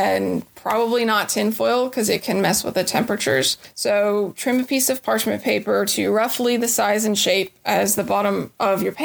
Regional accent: Chattanooga, Tennessee, United States; also born or lived in Murfreesboro, Tennessee; now in Nashville, United States; I grew up right outside of Chattanooga, became a Middle Tennessean by way of Murfreesboro, and finally made my way here to Music City

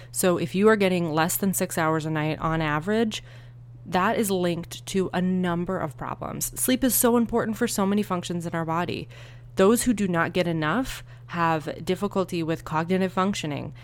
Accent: Northeast, United States; now in Arizona, United States; I grew up in the Northeast

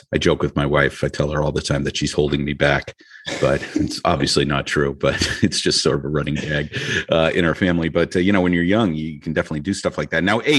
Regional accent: New Hampshire, United States; also born or lived in New Mexico; I grew up in New Hampshire. I lived in New Mexico for a little bit

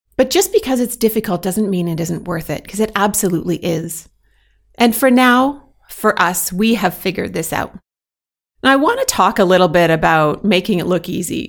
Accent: Canada; moved away as an adult; now in Belgium; I'm proudly Canadian, and I currently happily live as an expat in Belgium

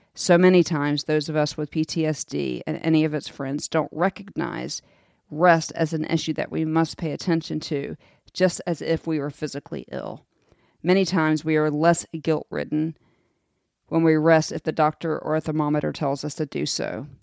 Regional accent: United States; As an American

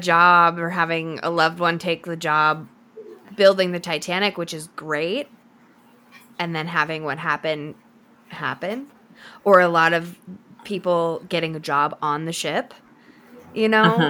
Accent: United States; I hate being American.

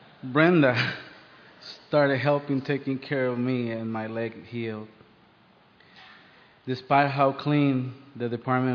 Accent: Puerto Rico; moved away as an adult; now in United States; I grew up in Puerto Rico.

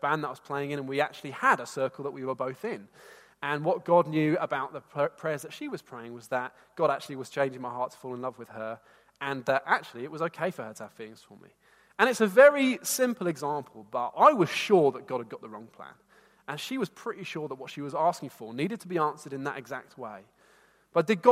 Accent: Bedford, East of England, United Kingdom; I wanted to leave my hometown. And some of you here know Bedford

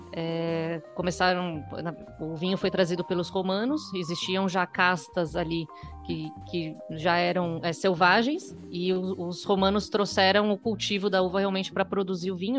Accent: Brazil; moved away as an adult; also born or lived in Germany; Minha família é alemã, dos dois lados, eu já nasci aqui no Brasil. E eu resolvi fazer faculdade aqui e ir para a Alemanha trabalhar

